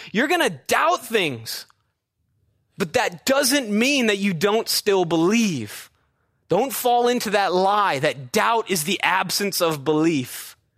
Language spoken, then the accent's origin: English; Midwest, United States; moved away; an actual backyard like I had growing up in the Midwest